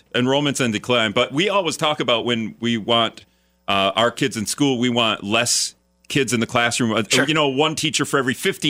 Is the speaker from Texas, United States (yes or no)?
no; Hortonville, Wisconsin, United States; now in La Crosse, United States; if my high school Hortonville